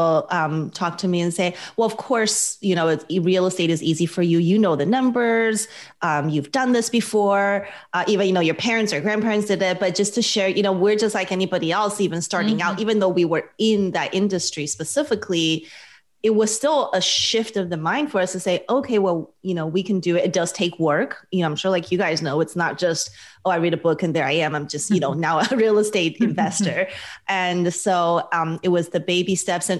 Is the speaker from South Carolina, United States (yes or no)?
no; Las Vegas, Nevada, United States; now in California, United States; I'm from Las Vegas originally.